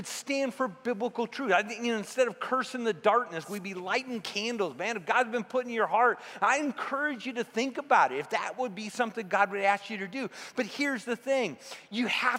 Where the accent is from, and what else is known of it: United States